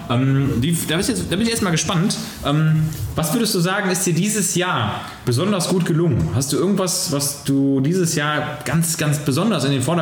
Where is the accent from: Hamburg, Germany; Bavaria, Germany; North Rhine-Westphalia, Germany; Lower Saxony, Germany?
North Rhine-Westphalia, Germany; Mönchengladbach; Ich habe wirklich einen Großteil meiner Jugend in den Ferien, also wirklich in den Ferien konzentriert auf dem Abi, so nannte der sich damals